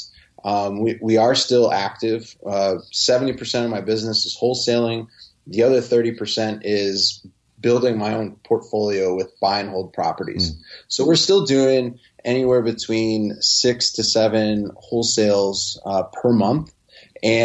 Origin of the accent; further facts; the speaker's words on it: Chicago, Illinois, United States; growing up in Chicago